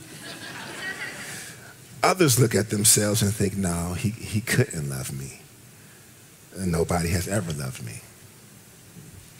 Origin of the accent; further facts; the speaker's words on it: Ohio, United States; moved away; also born or lived in Washington, D.C.; I'm from Ohio